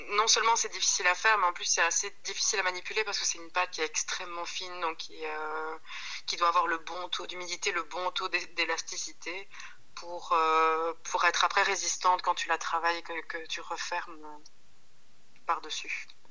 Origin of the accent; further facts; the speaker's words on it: Wallonia, Belgium; now in Brussels, Belgium; moi je suis née en Belgique, euh, mon papa est sicilien, ma maman est sarde